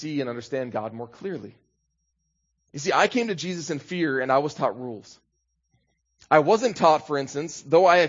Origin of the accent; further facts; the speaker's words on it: Minnesota, United States; I'm from Minnesota